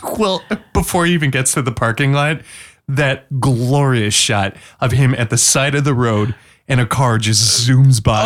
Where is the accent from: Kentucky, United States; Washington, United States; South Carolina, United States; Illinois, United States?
Washington, United States; I'm from Washington State.